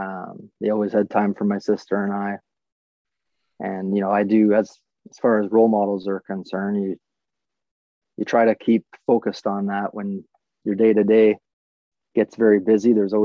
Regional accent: Wyoming, United States; I really look back on my time growing up in Wyoming

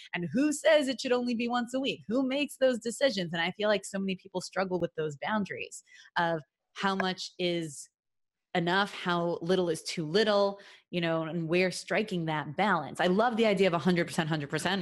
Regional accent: New York City, New York, United States; moved away; Brooklyn, New York, my hometown, where I hail from originally really long time ago

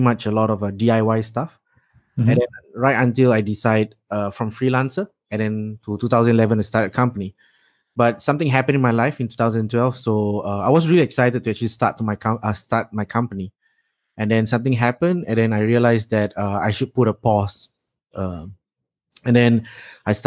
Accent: Singapore; I'm from Yishun in Singapore

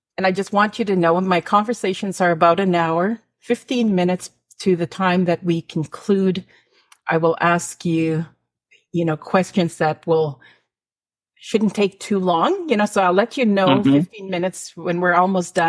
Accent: Canada; from Northern Alberta, Saskatchewan

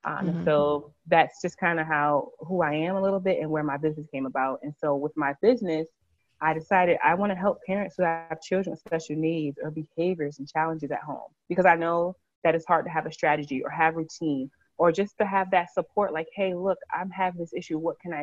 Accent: Connecticut, United States; now in Alabama, United States; We live in Alabama. I love where I live. I love my children. I'm truly enjoying being down south. We are originally from Connecticut, so it's a nice big change for us.

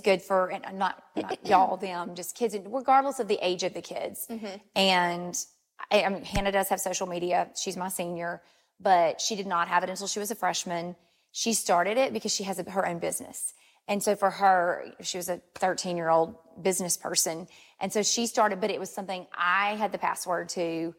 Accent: Ruston, Louisiana, United States; I'm actually born and raised in Ruston, so mm-hmm. this is this is home for me.

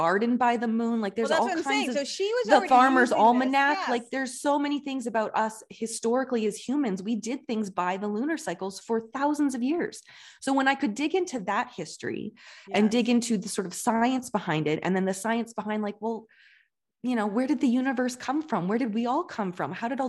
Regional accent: Alberta, Canada; I grew up in Southern Alberta, which is a very like, it's like the Bible Belt of Canada.

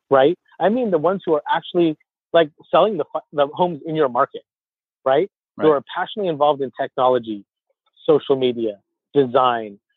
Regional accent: Orange County, Southern California, United States; also born or lived in San Diego, California; born and raised in Southern California. Born in San Diego, and then when I was 2, my family moved to Orange County. So I've been here my whole life

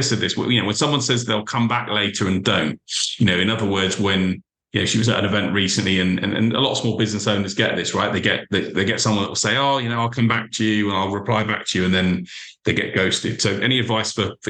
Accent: United Kingdom; I'm British, you know, we're very British

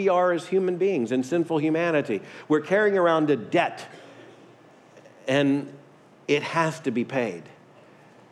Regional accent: Deep South, United States; I grew up in the Deep South

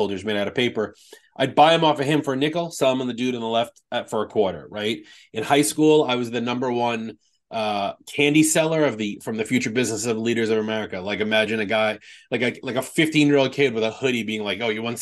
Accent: New York, United States; now in New Jersey, United States; I'm from New York, but I currently live in New Jersey.

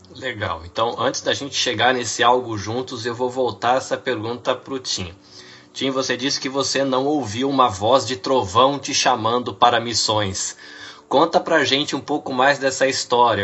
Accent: São Paulo, Brazil; criado, é, é criado em São Paulo

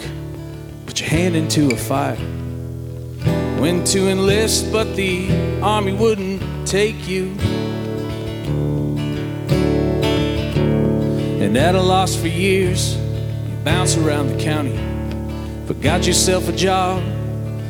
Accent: Marysville, Washington, United States; now in Austin, United States; the people in my hometown, Marysville, Washington

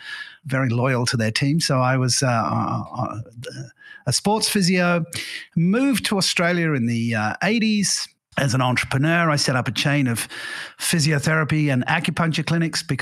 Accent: England, United Kingdom; moved away as an adult; also born or lived in Singapore; now in Portugal; English by birth. I went to an English grammar school

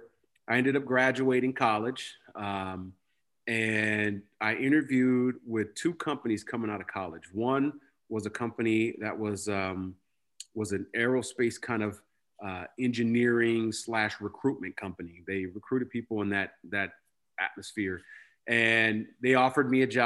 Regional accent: Portland, Oregon, United States; this little small, you know, community that I grew up in Northeast Portland

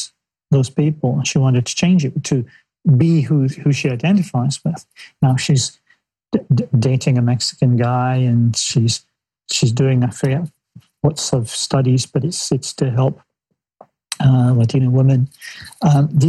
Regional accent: Scotland, United Kingdom; I was the only 16-year-old kid growing up in Scotland

